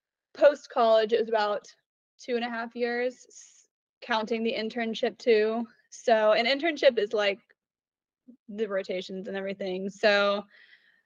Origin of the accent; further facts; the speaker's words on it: Oklahoma City, Oklahoma, United States; I grew up in Oklahoma City